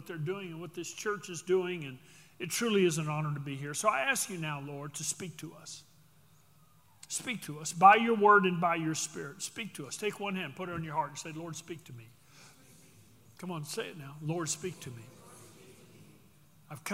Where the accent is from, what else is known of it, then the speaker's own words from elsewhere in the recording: Texas, United States; We do it because we're from Texas